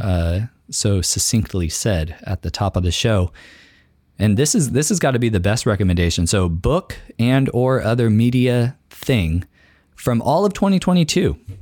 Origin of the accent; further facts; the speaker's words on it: San Luis Obispo County, California, United States; moved away as an adult; also born or lived in Orange County, California / Long Beach, California / Tanzania; now in Tacoma, United States; I'm from San Luis Obispo County, um, lived in Orange County and Long Beach as well